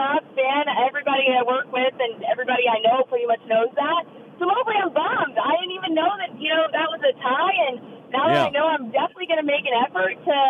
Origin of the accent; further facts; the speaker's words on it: Manhattan Beach, California, United States; moved away; also born or lived in Georgia; I grew up, because I'm from Manhattan Beach, which is in, you know, the LA area, and I grew up going to USC and UCLA games.